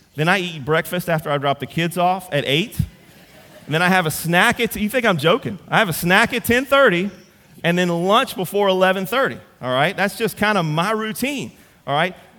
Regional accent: Central, Louisiana, United States; I'm from Central

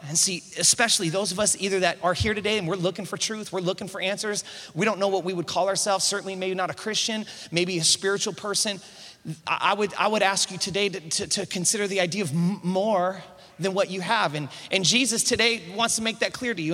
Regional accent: East Bay, San Francisco Bay Area, California, United States; born and raised in the Bay Area of San Francisco, East Bay

